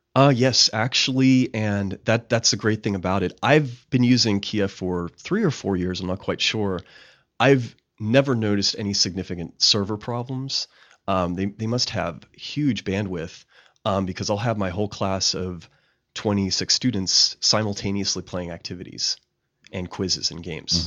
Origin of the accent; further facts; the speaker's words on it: Pittsburgh, Pennsylvania, United States; moved away; also born or lived in West Virginia; I'm originally from Pittsburgh, Pennsylvania